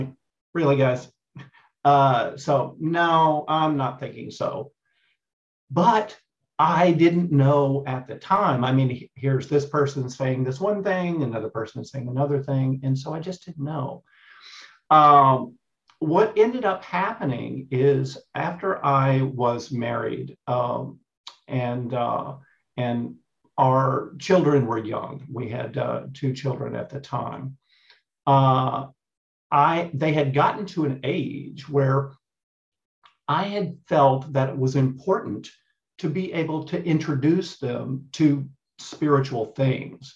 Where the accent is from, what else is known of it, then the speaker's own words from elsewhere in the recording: East Texas, United States; moved away as an adult; also born or lived in Dallas–Fort Worth, Texas; now in Australia; I'm in Australia now, but I'm a Texas boy. So, oh, okay. I grew up in East Texas